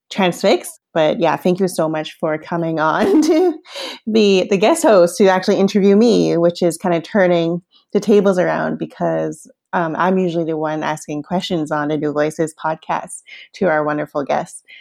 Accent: Hong Kong; born there; Well, I was born in Hong Kong in the late 80s

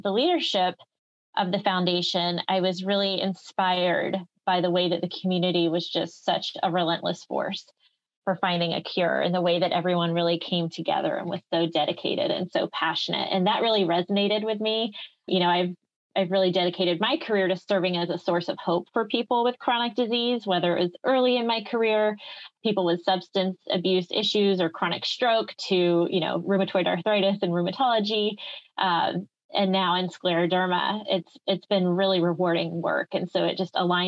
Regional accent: Pensacola, Florida, United States; moved away as an adult; also born or lived in Birmingham, Alabama; I was actually born and raised in Pensacola, Florida, and went to school at UAB in Birmingham

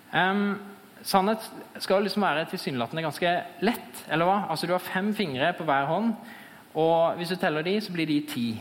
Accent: Fevik, Agder, Norway; jeg er eh, fra Fevik

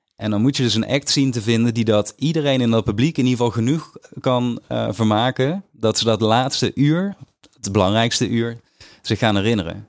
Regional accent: Weert, Limburg, Netherlands; moved away; also born or lived in Stramproy; als jongen van tien in Limburg, in dat dorpje waar ik ben opgegroeid

